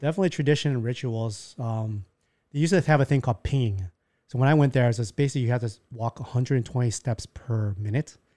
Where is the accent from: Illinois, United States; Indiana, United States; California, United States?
Illinois, United States; Chicago; moved away as an adult; now in Taiwan; I was born in Chicago